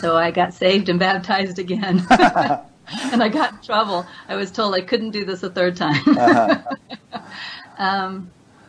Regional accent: Kansas, United States; moved away; it was a Christian culture. I was raised in Kansas

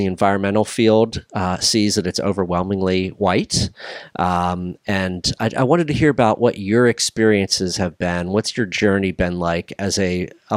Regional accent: Frederick, Maryland, United States; also born or lived in Annapolis, Maryland; I grew up in up in Frederick, Maryland

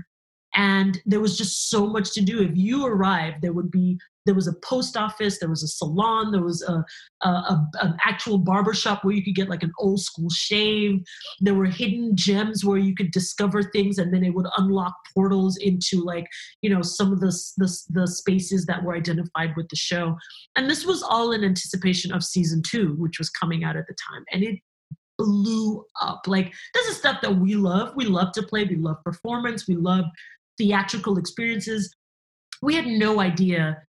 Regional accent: Cameroon; moved away; I'm originally from Cameroon. That's where I was born and raised.

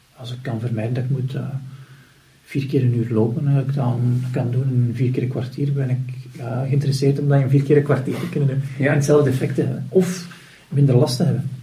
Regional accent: Flanders, Belgium

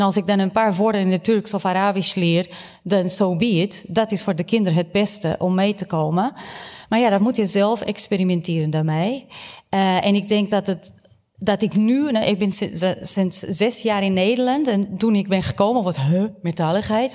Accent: Portugal; now in Netherlands; ik ben opgegroeid in Portugal, mijn leerkrachten waren Portugees

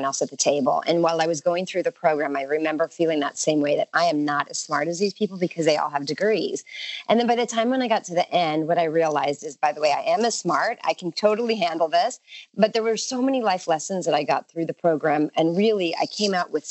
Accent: Southern California, United States; It's not a bad life growing up in Southern California. You know, people joke about the cost of living in Southern California, but we pay the weather tax and it's beautiful there. And so I'm pretty fortunate. I'm born and raised and love it

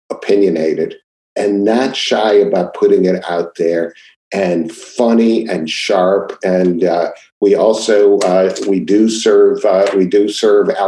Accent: Seattle, Washington, United States; born or raised there

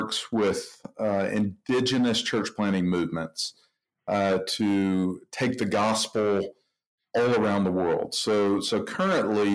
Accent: Atlanta, Georgia, United States; now in Indianapolis, United States; I live in Indianapolis, but grew up in Atlanta, Georgia

